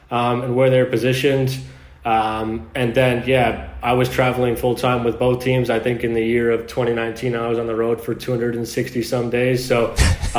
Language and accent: English; United States; moved away as an adult; being an American